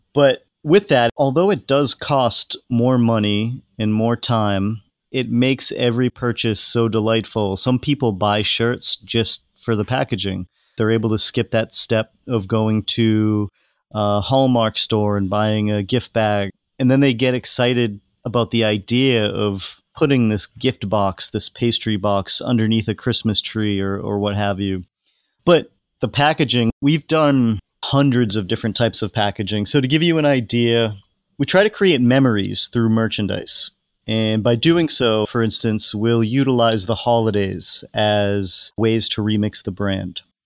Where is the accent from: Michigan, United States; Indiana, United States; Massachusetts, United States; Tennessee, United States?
Massachusetts, United States; Hull; my hometown in Hull, Massachusetts, which is 45 minutes south of Boston